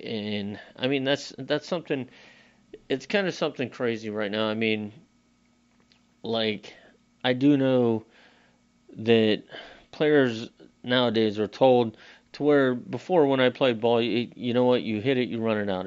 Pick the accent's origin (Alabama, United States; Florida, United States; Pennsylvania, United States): Florida, United States; We're from Florida. We're used to the heat